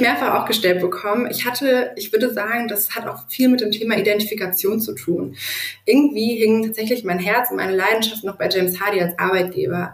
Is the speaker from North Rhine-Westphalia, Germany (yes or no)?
yes; Duisburg, North Rhine-Westphalia, Germany; also born or lived in Düsseldorf; lebe eigentlich dennoch mein ganzes Leben schon in Duisburg